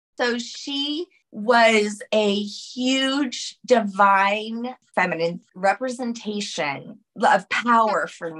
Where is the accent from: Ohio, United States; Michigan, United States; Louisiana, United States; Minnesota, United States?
Louisiana, United States; New Orleans; I'm from New Orleans. Like, we're talking like from the 1600s. Yes. I am French.